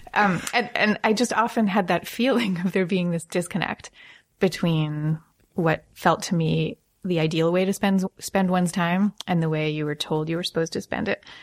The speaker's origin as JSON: {"language": "English", "area": "Long Island", "region": "New York", "country": "United States", "tie": "born or raised there", "said": "I grew up in Long Island"}